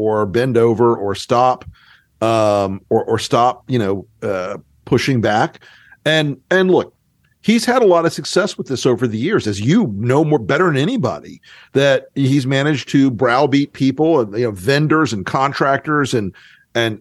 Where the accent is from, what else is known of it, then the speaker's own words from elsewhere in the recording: North Florida, United States; I'm from North Florida